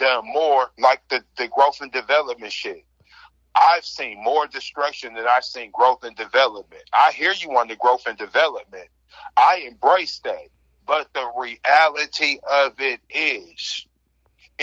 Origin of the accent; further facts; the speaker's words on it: Seattle, Washington, United States; I'm from Seattle. That's the equivalent of Siberia for America.